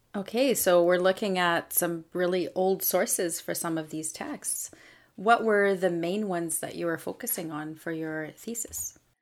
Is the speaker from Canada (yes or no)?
yes; Canada; first language French; English is a second language; I'm a Francophone from Canada